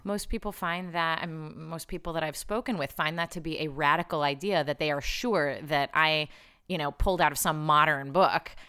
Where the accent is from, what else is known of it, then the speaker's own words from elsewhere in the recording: Chicago, Illinois, United States; I grew up in Chicago, but I moved back here when I was thirty.